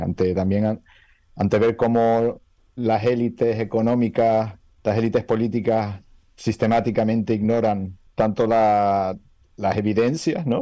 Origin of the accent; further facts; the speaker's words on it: Canary Islands, Spain; venir de una tierra donde, como Canarias, donde podemos disfrutar